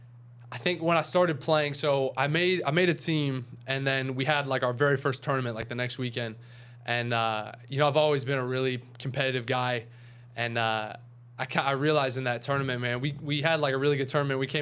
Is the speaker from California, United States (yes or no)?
no; Charlotte, North Carolina, United States; I'm from Charlotte, North Carolina.